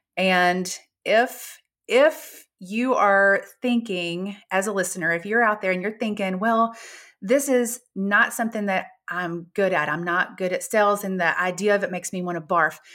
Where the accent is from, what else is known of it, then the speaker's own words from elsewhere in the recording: Gulf Shores, Alabama, United States; I'm from Gulf Shores, Alabama